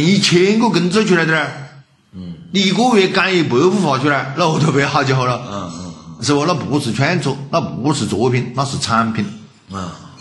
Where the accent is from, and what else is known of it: China